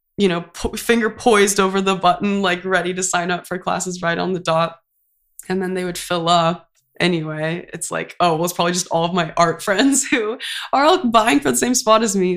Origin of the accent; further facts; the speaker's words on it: Santa Cruz, California, United States; moved away as an adult; now in Santa Barbara, United States; I went to community college, um, so I'm from Santa Cruz, so I went to Cabrillo College